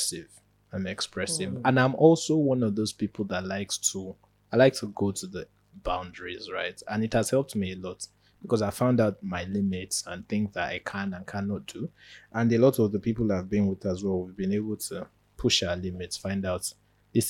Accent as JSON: {"language": "English", "country": "Nigeria", "moved": "yes", "said": "as a Nigerian"}